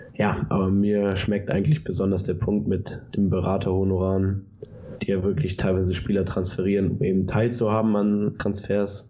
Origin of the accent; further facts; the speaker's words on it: Germany; bei uns in Deutschland